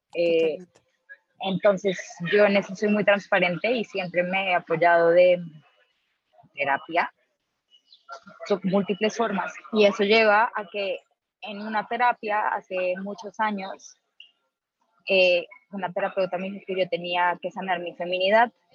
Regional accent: Colombia; moved away as an adult; now in Mexico; yo soy colombiana

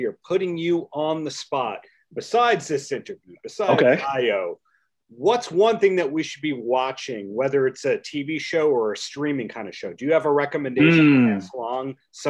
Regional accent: Bellmore, New York, United States; I'm from Belmore, but growing up in Belmore, Long Beach could be the other side of the world when you don't have a car.

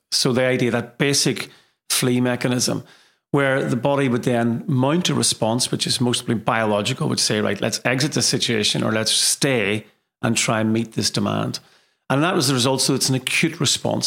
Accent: Derry, Northern Ireland, United Kingdom; moved away as an adult; also born or lived in Liverpool / Manchester; now in Leeds, United Kingdom; I hail from Derry, um, in Ireland, and So I've been in England now for many, many years.

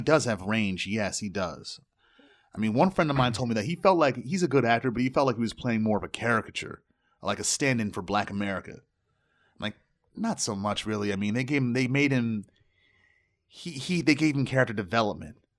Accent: United States; I'm black American

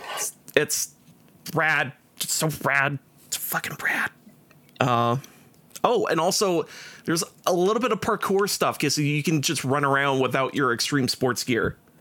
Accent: Canada; we're Canadian

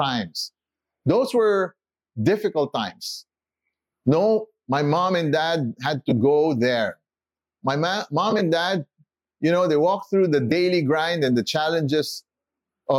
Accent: Philippines; also born or lived in United States; I was born in the Philippines

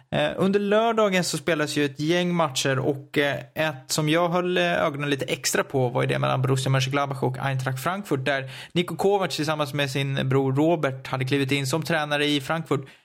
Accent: Stockholm, Stockholm County, Sweden; accent: Stockholm dialect; där jag står för den tråkigaste dialekten. För det får man ändå säga att stockholmskan är

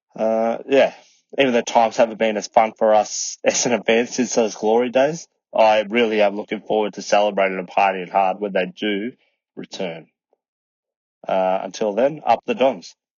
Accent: Melbourne, Victoria, Australia; I am from Melbourne, Australia

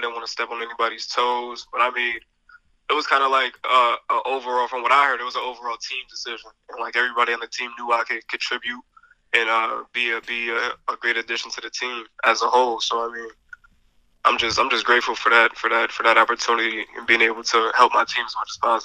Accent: Albany, New York, United States; also born or lived in Guilderland, New York; I grew up in Albany and then moved to Gilderland like later on, and then attended a Gilderland High School

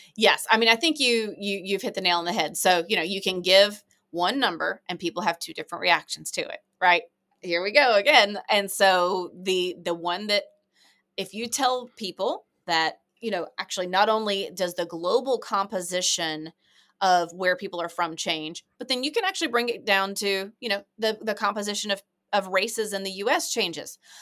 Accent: United States; as an American

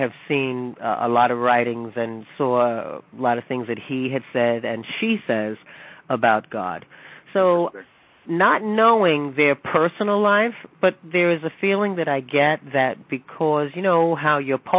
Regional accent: New York City, New York, United States; I grew up in the Bronx, and then I moved to Harlem when I was 12 years old.

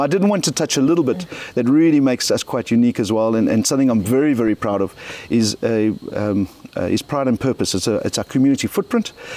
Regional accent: South Africa; I'm South African

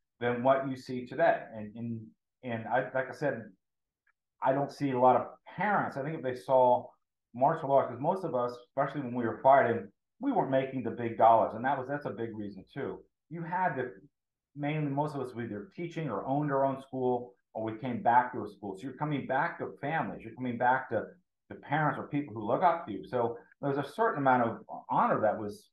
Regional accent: Tampa, Florida, United States; I'm from Tampa Bay

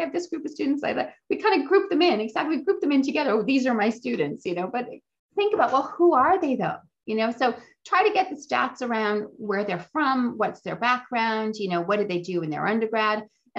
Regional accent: Boston, Massachusetts, United States; I'm originally from Boston. Here's a picture of Boston.

